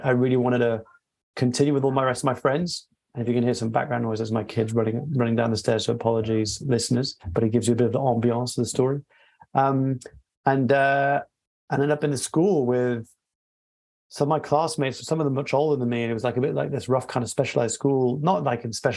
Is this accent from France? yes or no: yes; France; moved away; also born or lived in Peru / Australia; I was born and raised in France in a dual heritage background.